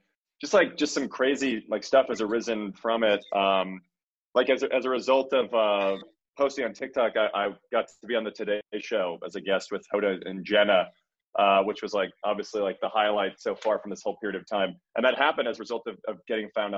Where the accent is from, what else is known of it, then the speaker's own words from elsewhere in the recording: Chicago, Illinois, United States; moved away as an adult; now in New York, United States; I'm from Chicago, so I've been in Chicago, but I primarily live in New York